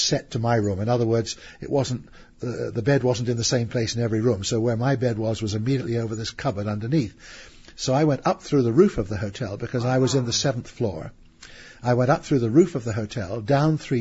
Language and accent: English; England, United Kingdom; I'm an Englishman